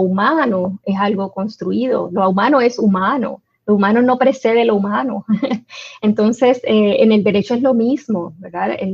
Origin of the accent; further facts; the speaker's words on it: Puerto Rico; yo estoy allá, pero me identifico como puertorriqueña en la medida en que soy discriminada por serlo y soy más puertorriqueña allá que incluso acá